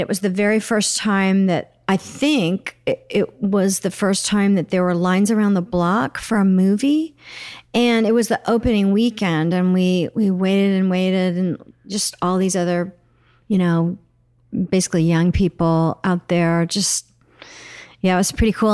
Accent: Oklahoma City, Oklahoma, United States; moved away; I grew up in Oklahoma City

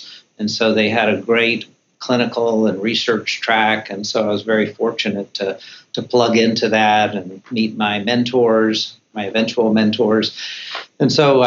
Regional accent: Central Florida, United States; moved away as an adult; also born or lived in South Carolina / North Carolina; I grew up in Central Florida

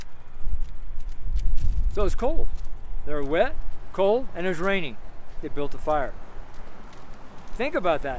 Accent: Washoe Valley, Nevada, United States; now in Nederland, United States; where I was raised in Washoe Valley, there are a lot of rattlesnakes

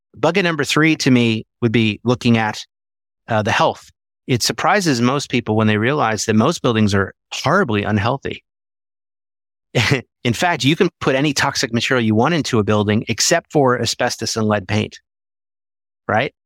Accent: Philadelphia, Pennsylvania, United States; I grew up in Philadelphia

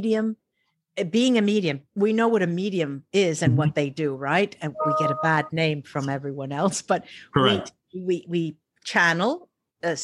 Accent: Paterson, New Jersey, United States; born or raised there; also born or lived in Totowa, New Jersey; now in Rome, Italy

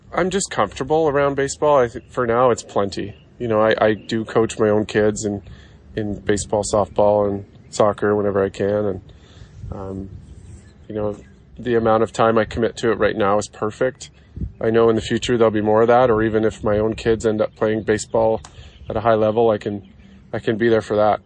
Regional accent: Canada; in my home country where, you know, baseball's popular, but it's not number one

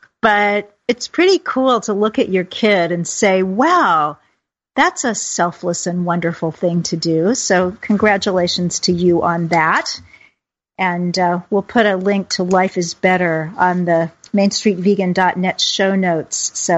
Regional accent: Kansas City, United States; the Kansas City area, where I'm from as well.

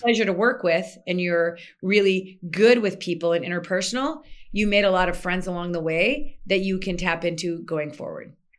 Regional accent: Minnesota, United States; moved away as an adult; also born or lived in Egypt; Born and raised in Minnesota, lived there till I was twenty-seven

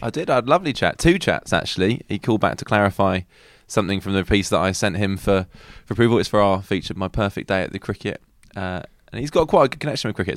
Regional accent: England, United Kingdom; we are English

